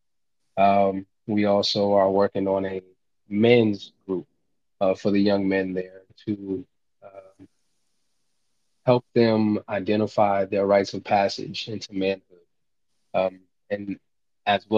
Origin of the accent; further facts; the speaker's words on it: Lincoln, Nebraska, United States; I grew up here in Lincoln, Nebraska